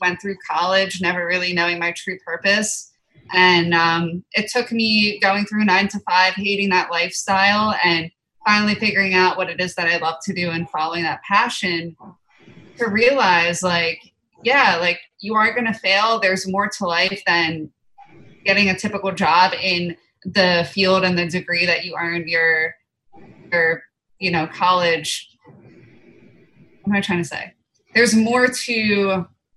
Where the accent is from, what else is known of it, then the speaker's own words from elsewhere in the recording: East Coast, United States; we're both from the East Coast